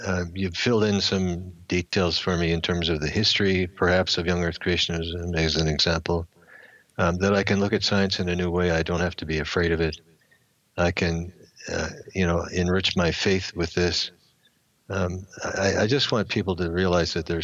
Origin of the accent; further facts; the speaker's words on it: Canada; I'm a Canadian